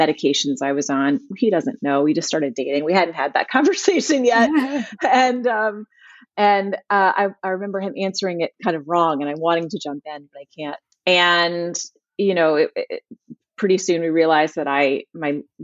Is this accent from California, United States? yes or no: no; Richmond, Virginia, United States; My hometown is Richmond, Virginia